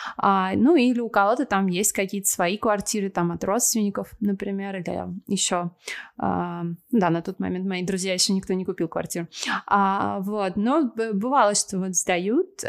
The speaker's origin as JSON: {"language": "Russian", "country": "Russia", "also_born_or_lived": "Moscow, Russia", "moved": "as an adult", "lives_now": "Argentina", "said": "душа у меня русская"}